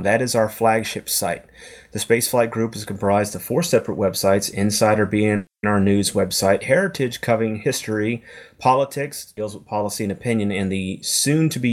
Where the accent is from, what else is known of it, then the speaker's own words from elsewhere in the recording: Florida, United States; I grew up in Florida